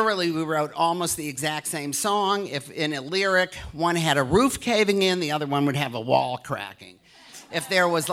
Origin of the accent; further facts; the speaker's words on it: Detroit, Michigan, United States; moved away; I love my hometown so much